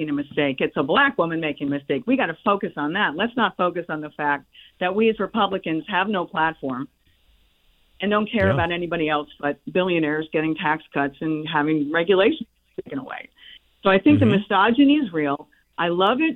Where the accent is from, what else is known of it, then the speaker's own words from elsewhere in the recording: lower Fairfield County, Connecticut, United States; also born or lived in New York; I grew up in the lower Fairfield County